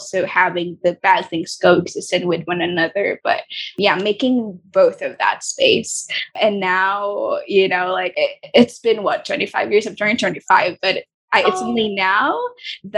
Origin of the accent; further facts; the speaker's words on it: Philippines; also born or lived in Singapore; I was born and raised here